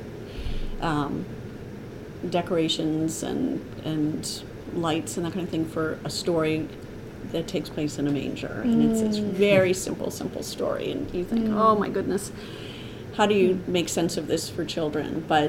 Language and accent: English; New England, United States; moved away; I'm from New England, but you know, stringing popcorn and cranberries. I lived across the street from cranberry bogs